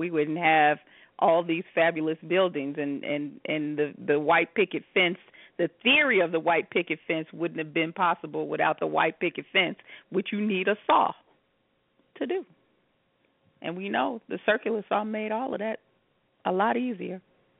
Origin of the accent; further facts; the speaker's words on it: Chicago, Illinois, United States; now in Las Vegas, United States; I'm from Chicago